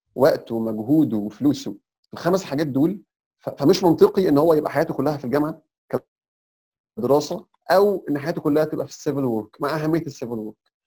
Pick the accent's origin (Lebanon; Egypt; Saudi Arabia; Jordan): Egypt; احنا كمصريين